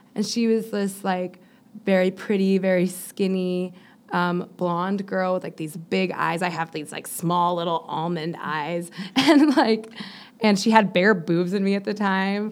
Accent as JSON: {"language": "English", "town": "Miami", "region": "Florida", "country": "United States", "moved": "yes", "said": "I'm from Miami"}